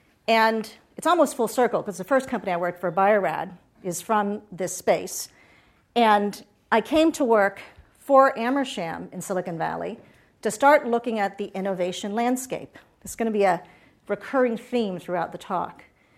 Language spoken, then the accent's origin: English; Puerto Rico; also born or lived in Boston; So I grew up in Puerto Rico.